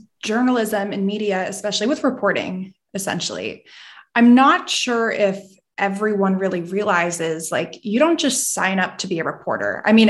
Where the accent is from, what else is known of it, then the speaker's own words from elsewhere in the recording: West Chester, Pennsylvania, United States; moved away as an adult; also born or lived in New York; I grew up, I was born and raised in Pennsylvania. I was actually born in Westchester.